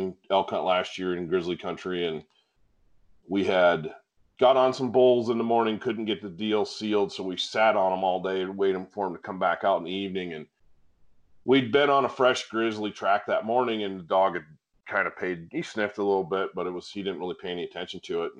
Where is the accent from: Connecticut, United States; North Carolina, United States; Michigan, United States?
Michigan, United States; northern; moved away; growing up in the North Woods up in northern Michigan